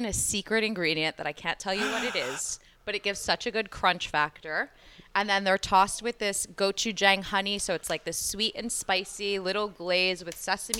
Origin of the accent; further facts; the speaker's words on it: Passaic, New Jersey, United States; I'm from Jersey. Uh-huh. Born and raised about 20 minutes out of Manhattan in Passaic. I grew up.